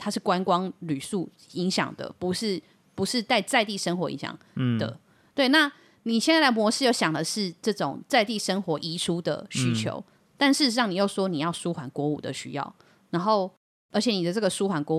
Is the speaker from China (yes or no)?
no; Yilan County, Taiwan; 我们宜兰人